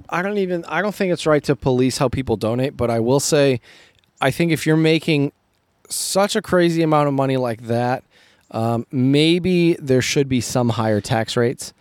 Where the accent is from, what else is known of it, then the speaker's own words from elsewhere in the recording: United States; I grew up as an American